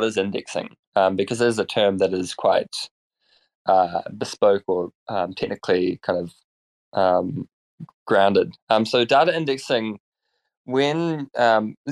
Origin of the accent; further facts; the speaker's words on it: New Zealand; I apologize in advance for my terrible accent. I'm from New Zealand